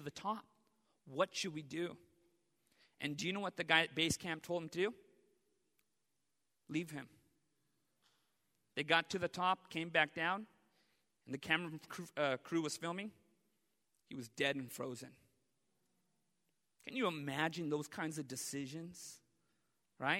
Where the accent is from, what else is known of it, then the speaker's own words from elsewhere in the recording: Orange County, California, United States; I grew up in Orange County, and there are no mountains